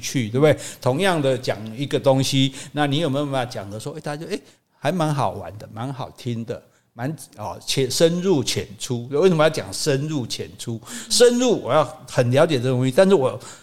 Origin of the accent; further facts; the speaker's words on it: Taiwan; 我们台湾人